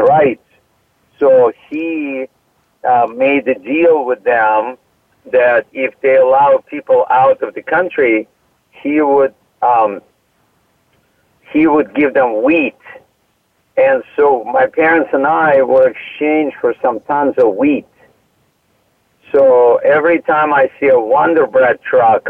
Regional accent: Odesa, Odesa Oblast, Ukraine; moved away as an adult; now in United States; I have a degree in art from my hometown, from Odessa, Ukraine

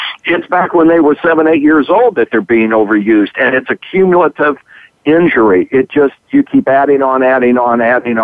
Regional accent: Terre Haute, Indiana, United States; moved away; when I was growing up in Terre Haute

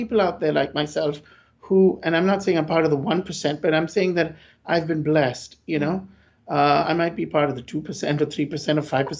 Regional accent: India; Because I came from India, so I was like, fine, I didn't have to ask for stay.

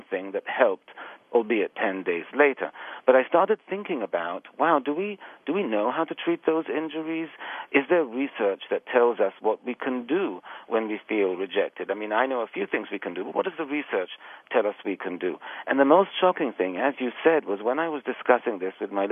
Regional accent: Israel; moved away as an adult; also born or lived in England; now in New York City, United States; I was born in England, but I was raised actually in Israel, and I've then came to the United States to do my graduate work, and I've been here quite a few years

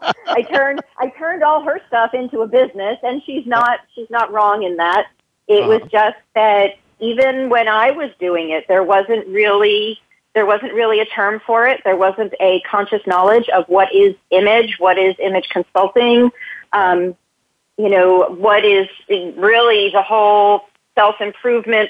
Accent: New Jersey, United States; moved away as an adult; also born or lived in New York City, United States; I was born in New Jersey

